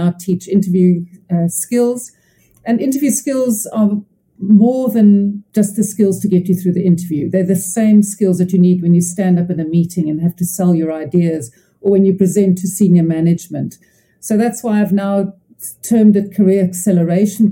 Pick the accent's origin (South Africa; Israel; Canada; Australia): South Africa; Cape Town, Western Cape; I'm from Cape Town, South Africa